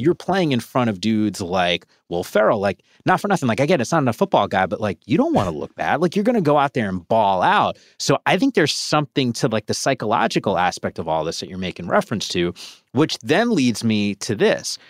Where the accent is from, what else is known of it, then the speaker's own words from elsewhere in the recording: Northeast, United States; I'm from the Northeast